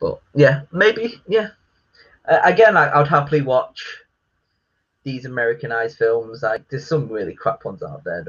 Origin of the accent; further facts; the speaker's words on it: England, United Kingdom; I am British, obviously. I'm proud to be British, English